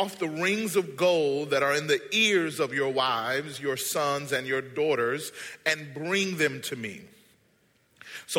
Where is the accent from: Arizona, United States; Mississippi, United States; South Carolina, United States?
Mississippi, United States; moved away as an adult; now in Southern California, United States; I am from Mississippi